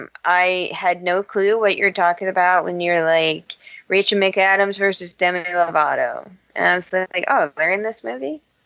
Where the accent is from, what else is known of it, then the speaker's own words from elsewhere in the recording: United States; It's how we Americans roll.